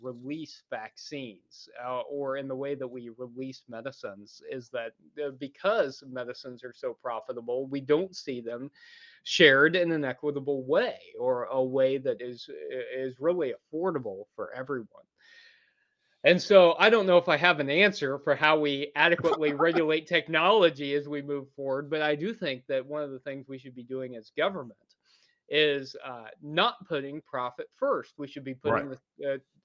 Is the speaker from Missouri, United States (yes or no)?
yes; Missouri, United States; I'm from Missouri